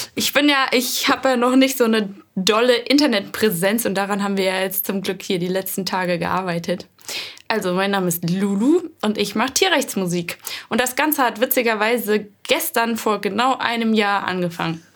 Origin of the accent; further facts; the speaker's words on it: Hennweiler, Rhineland-Palatinate, Germany; now in Hamburg, Germany; ich komme gebürtig aus dem Hunsrück. Das ist ein Mittelgebirge in Rheinland-Pfalz. Schon so ein bisschen Richtung Saarland. Oh, aus einem sehr kleinen Dorf, was witzigerweise zwar nicht nach meiner Familie benannt wurde, aber trotzdem Hennweiler